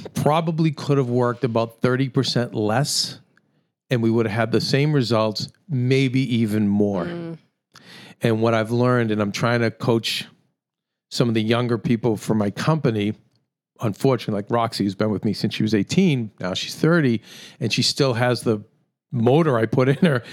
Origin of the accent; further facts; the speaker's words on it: United States; I'm an American